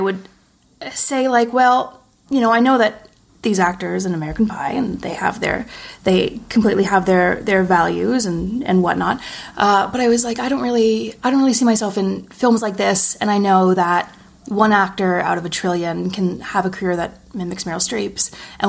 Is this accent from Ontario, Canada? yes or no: no; Montreal, Quebec, Canada; now in Toronto, Canada; Montreal. I moved to Toronto in 2013, I think. I was in Montreal for a year after I graduated theater school.